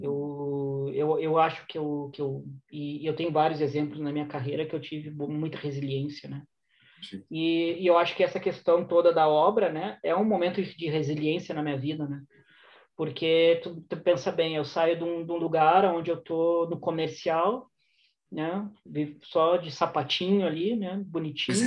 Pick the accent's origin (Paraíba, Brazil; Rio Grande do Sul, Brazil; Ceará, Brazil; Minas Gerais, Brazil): Rio Grande do Sul, Brazil; Porto Alegre; moved away as an adult; also born or lived in Shanghai, China; now in Madrid, Spain; Eu cresci é, no bairro de Teresópolis, aí em Porto Alegre